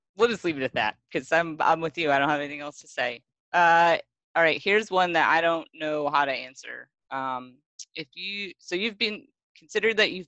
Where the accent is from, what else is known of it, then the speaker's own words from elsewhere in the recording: Great Lakes, United States; moved away; because I grew up on the Great Lakes